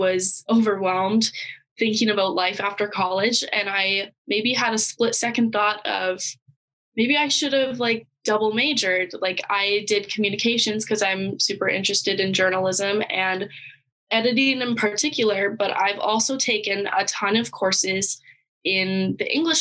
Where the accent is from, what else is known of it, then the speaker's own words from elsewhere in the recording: Canada; moved away as an adult; now in North Dakota, United States; I am Canadian